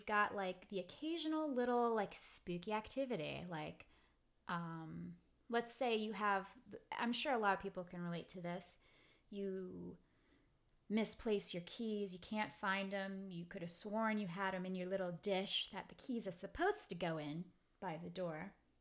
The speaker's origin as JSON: {"language": "English", "town": "New York City", "region": "New York", "country": "United States", "tie": "born or raised there", "moved": "yes", "said": "the house I grew up in Brooklyn"}